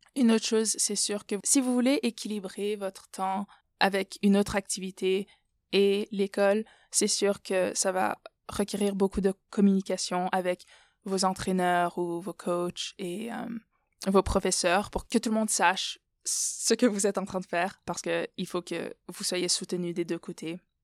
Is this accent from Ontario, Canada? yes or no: yes; Ottawa, Ontario, Canada; moved away as an adult; also born or lived in Moldova / Burkina Faso; now in United States; Je suis née aux États-Unis. Ma mère est de Moldavie, mon père est du Burkina Faso. Donc, je suis au Canada depuis mon C P environ